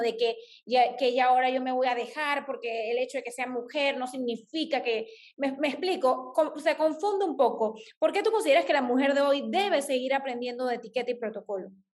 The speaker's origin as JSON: {"language": "Spanish", "town": "Chitré", "region": "Herrera", "country": "Panama", "tie": "born or raised there", "moved": "yes", "said": "Yo soy del interior del país, yo crecí en Chitré, viví 10 años en Chitré"}